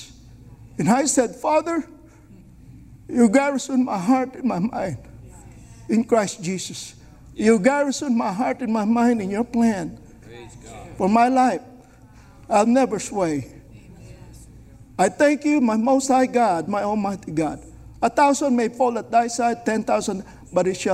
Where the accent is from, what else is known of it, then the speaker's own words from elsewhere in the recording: Philippines; I was born in the Philippines